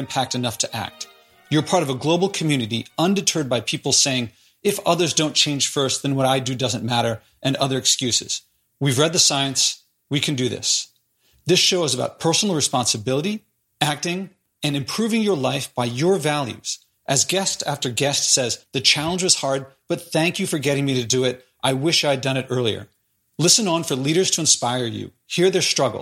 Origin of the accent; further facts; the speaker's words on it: Philadelphia, Pennsylvania, United States; moved away as an adult; I'm born in Philadelphia. I was raised in Philadelphia. The first 18 years of my life were in Philadelphia